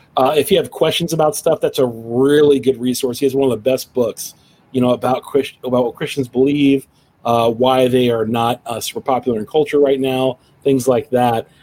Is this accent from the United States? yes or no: yes; Cincinnati, Ohio, United States; my hometown of Cincinnati